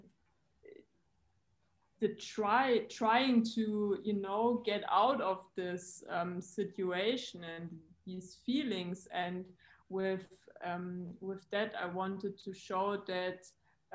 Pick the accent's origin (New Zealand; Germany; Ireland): Germany; also born or lived in Frankfurt; from Germany. I'm currently based in Frankfurt.